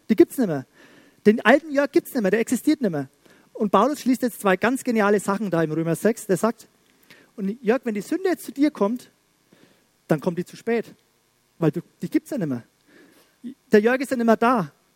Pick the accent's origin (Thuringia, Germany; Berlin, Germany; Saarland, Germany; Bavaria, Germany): Bavaria, Germany; Schwabach; bei uns in Schwabach